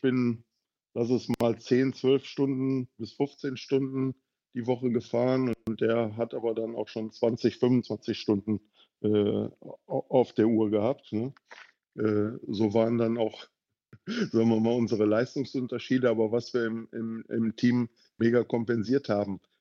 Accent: North Rhine-Westphalia, Germany; ich komme ja ursprünglich aus dem Rheinland, aus der Düsseldorfer Region.

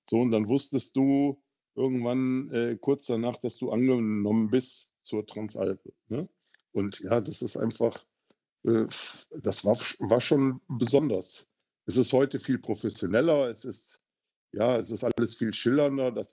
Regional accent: North Rhine-Westphalia, Germany; ich komme ja ursprünglich aus dem Rheinland, aus der Düsseldorfer Region.

